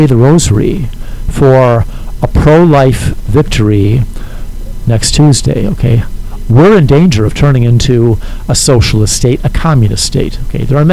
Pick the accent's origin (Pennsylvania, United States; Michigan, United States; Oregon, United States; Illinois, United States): Illinois, United States; Chicago; I grew up in Chicago